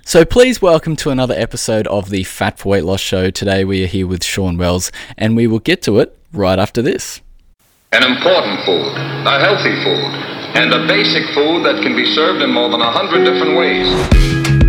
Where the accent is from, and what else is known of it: Australia